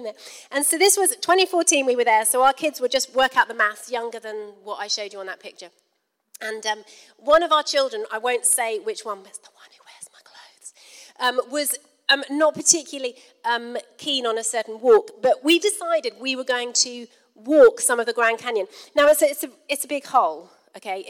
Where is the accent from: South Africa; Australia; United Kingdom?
United Kingdom; We're from Britain.